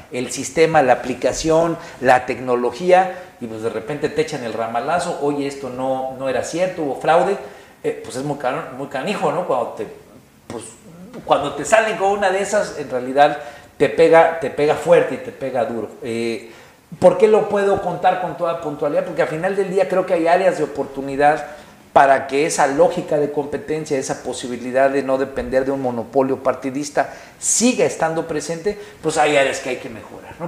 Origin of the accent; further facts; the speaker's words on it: Guerrero, Mexico; yo soy de Guerrero